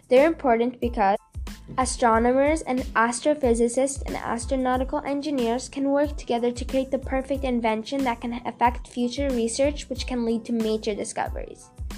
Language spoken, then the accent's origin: English; Canada; I'm a Canadian scientist.